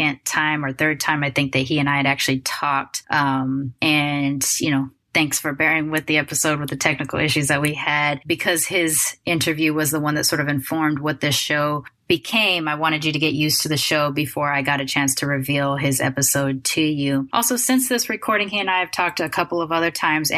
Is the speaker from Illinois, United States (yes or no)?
no; Long Beach, California, United States; I grew up in Long Beach during the time … was coming up